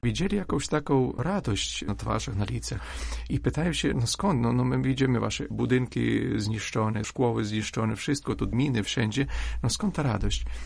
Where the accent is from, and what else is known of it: Ukraine